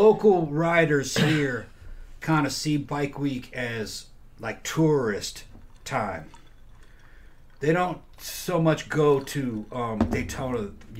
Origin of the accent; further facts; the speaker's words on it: Brazil; Growing up in Brazil, it seeped into me.